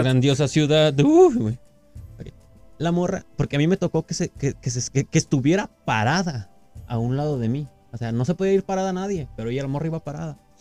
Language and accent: Spanish; Mexico; Como mexicanos somos bien chingones